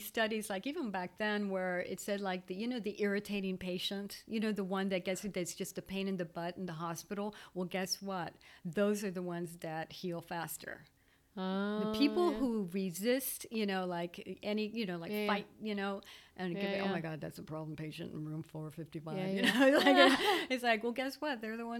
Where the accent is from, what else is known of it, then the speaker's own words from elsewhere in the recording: Belgium; moved away as an adult; when I came from Belgium in 2005, I had this false belief that, oh, well, you know, start working outside the home.